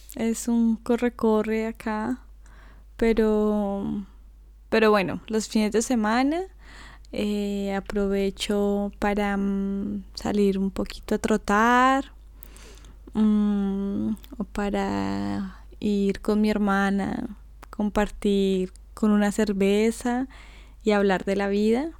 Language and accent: Spanish; Bogotá, Colombia; moved away as an adult; now in London, United Kingdom; yo nací en Bogotá, que es la capital de Colombia.